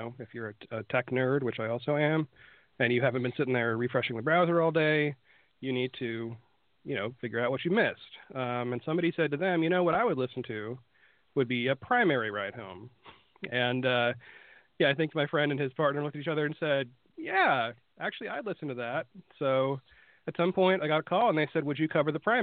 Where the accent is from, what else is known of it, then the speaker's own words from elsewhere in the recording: Florida, United States; also born or lived in Charleston, West Virginia; a little bit of my accent's going to sneak out here because I grew up mostly in Florida